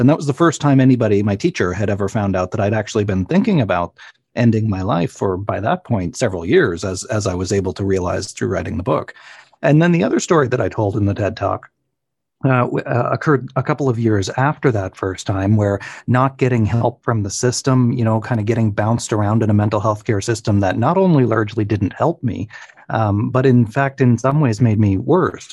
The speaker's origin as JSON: {"language": "English", "area": "Cape Breton", "region": "Nova Scotia", "country": "Canada", "tie": "born or raised there", "moved": "yes", "said": "my hometown in uh, Cape Breton, Nova Scotia"}